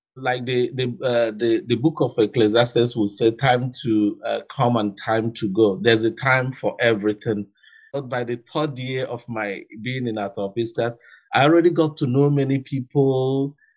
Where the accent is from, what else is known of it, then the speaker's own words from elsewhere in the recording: Nigeria; moved away; also born or lived in Attawapiskat; I'm from Africa. I'm from Nigeria